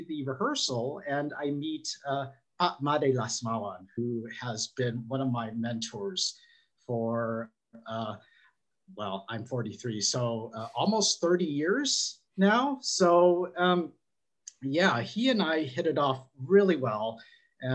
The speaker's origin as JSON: {"language": "English", "town": "San Diego", "region": "California", "country": "United States", "tie": "born or raised there", "said": "where I grew up in San Diego"}